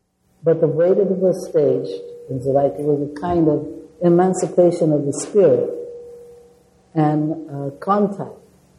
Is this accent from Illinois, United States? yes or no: yes; Chicago, Illinois, United States; born there; moved away; I was born in Chicago, but I don't know anything about it. I have been here since 1950